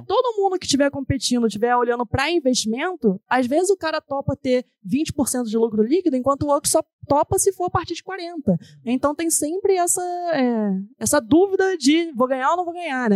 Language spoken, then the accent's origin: Portuguese; Rio de Janeiro, Brazil; moved away as an adult; now in São Paulo, Brazil; eu vivi a minha vida inteira no Rio